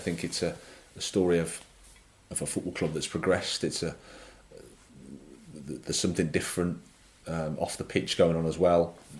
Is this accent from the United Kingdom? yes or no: yes; England, United Kingdom; There is a bit about it that, like I say, I'm an Englishman, so I can say this.